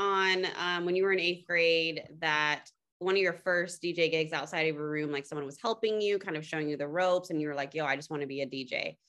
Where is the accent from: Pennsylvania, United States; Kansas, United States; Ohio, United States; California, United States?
California, United States; Fremont; I'm from 510. I'm from Fremont.